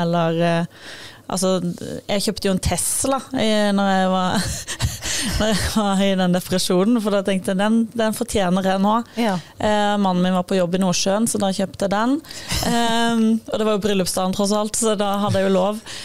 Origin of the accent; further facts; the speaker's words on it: Sørlandet, Southern Norway, Norway; Jeg er jo fra Sørlandet